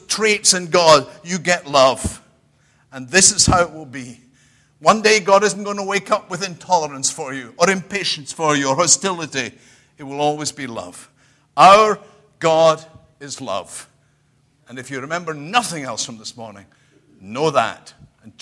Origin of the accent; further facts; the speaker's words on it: United Kingdom; I'm British